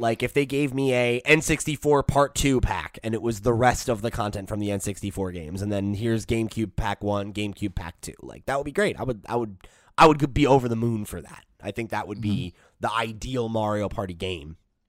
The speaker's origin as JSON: {"language": "English", "region": "Northeast", "country": "United States", "tie": "born or raised there", "said": "It was unlike anything I'd ever seen growing up in the Northeast."}